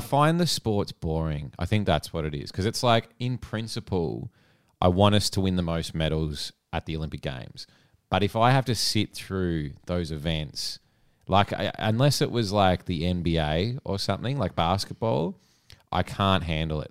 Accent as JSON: {"language": "English", "country": "Australia", "said": "I'd say Aussie"}